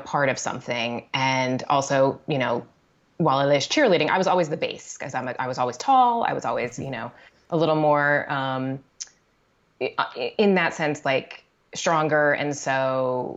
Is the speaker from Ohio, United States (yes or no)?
no; Connecticut, United States; moved away; also born or lived in Brooklyn, New York; growing up in Connecticut